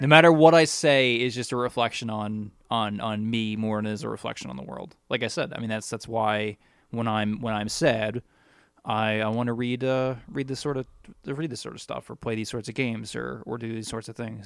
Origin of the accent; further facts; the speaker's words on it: United States; as an American